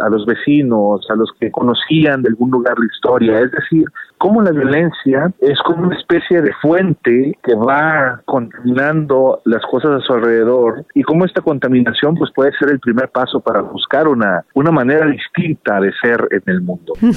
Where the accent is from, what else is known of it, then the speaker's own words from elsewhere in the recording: Jalisco, Mexico; mi país y de mi pueblo